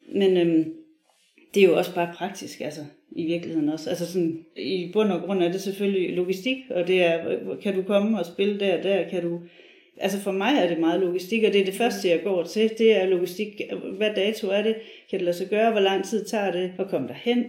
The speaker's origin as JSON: {"language": "Danish", "town": "Viborg", "region": "Central Denmark Region", "country": "Denmark", "said": "jeg er fra Viborg"}